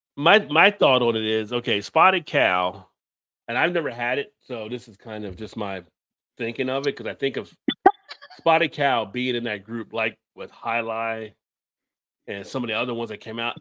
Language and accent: English; New Jersey, United States; I grew up in Jersey